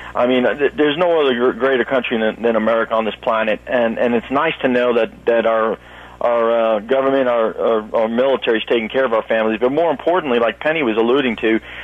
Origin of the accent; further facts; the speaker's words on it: New York City, New York, United States; moved away; originally from Brooklyn, New York